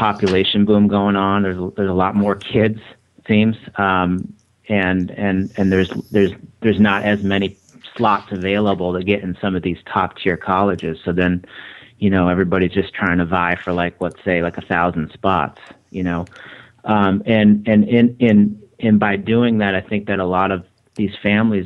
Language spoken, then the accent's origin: English; Michigan, United States; also born or lived in Boston area; now in Boston, United States; I was raised in Michigan. It's different than New England, and I'm out of the Boston area